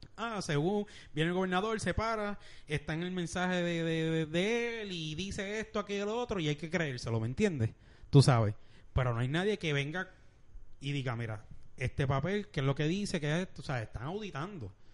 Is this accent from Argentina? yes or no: no; Bayamón, Puerto Rico; yo soy de Bayamón